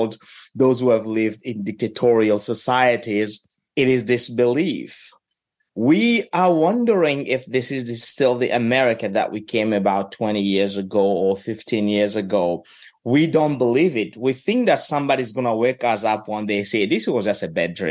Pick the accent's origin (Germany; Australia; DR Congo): DR Congo; moved away as an adult; now in Kentucky, United States; somebody who was growing up in the Congo